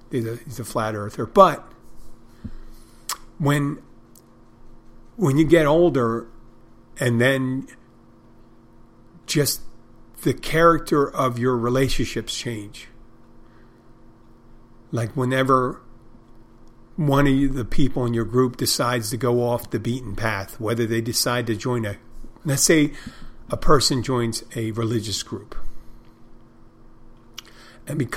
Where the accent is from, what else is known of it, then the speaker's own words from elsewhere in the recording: Odenton, Maryland, United States; I'm from I'm from Odenton, Maryland. Originally.